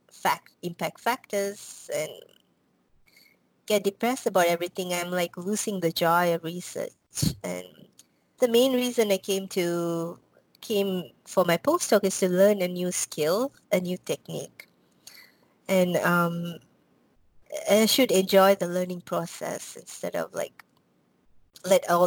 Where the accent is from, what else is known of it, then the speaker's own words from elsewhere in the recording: Malaysia; now in United States; so I came to um, U.S. I'm from Malaysia. I came to U.S. Um, because of this um, what do you call college called Berea College in Kentucky